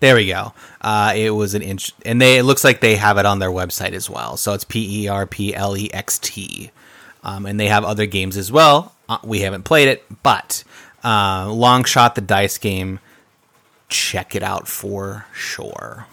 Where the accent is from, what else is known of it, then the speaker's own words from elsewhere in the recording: Midwest, United States; we're from the Midwest